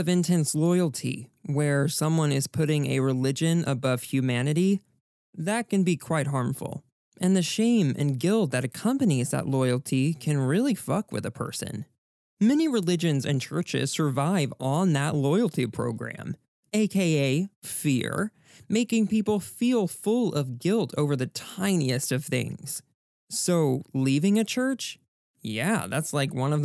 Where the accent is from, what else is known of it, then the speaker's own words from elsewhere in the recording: Texas, United States; as a Texan, I was raised to be proud